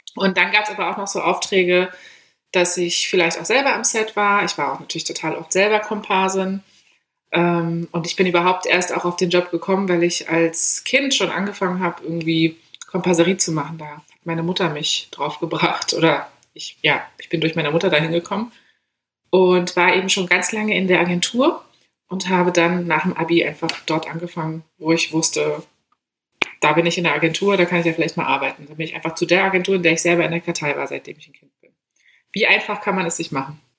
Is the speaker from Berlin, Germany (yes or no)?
yes; Berlin, Germany; ich komme aus Berlin, Großstadt